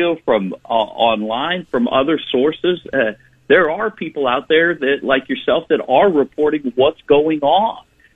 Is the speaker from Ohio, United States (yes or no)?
yes; Tallmadge, Ohio, United States; my hometown of Talmadge in the Akron area